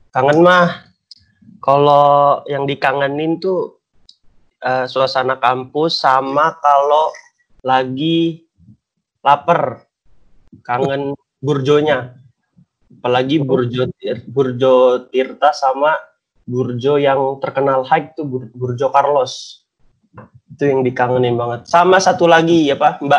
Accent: Depok, West Java, Indonesia; Nah, jadi aku itu dari Depok. Terus jurusannya akuntansi angkatan 2018.

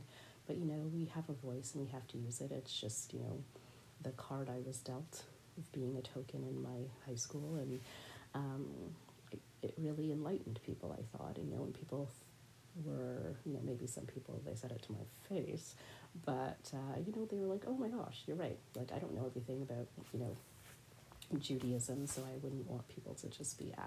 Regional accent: Canada; I am a Bajan Canadian person

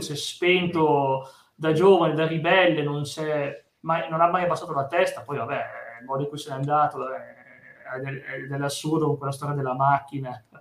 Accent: Piedmont, Italy; sono da Piemonte

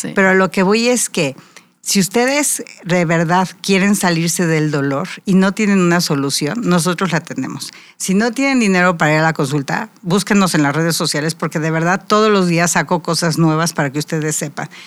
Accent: Querétaro, Mexico; otomí, nuestra lengua natal de Querétaro

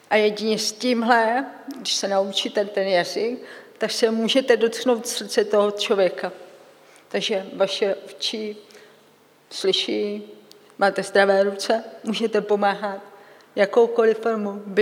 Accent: Czechia; Představte si, i v Čechách potřebuju českému videu české titulky, protože jsem Čech.

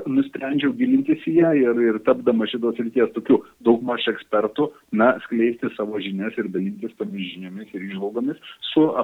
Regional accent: Lithuania; mes lietuviai esame vienintelė nacija visam regione

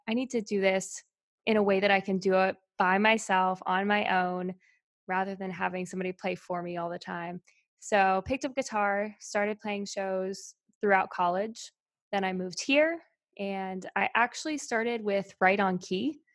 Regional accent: Albemarle, North Carolina, United States; moved away; I'm actually from Albemarle, North Carolina.

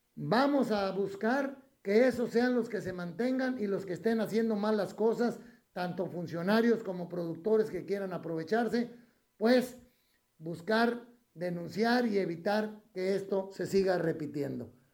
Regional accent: Mexico; como mexicanos

